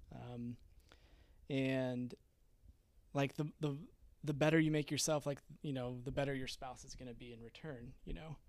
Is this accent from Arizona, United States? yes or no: yes; Peoria, Arizona, United States; I was born and raised in Arizona. Um, I grew up in Peoria, Arizona, which is kinda like Northwest Phoenix.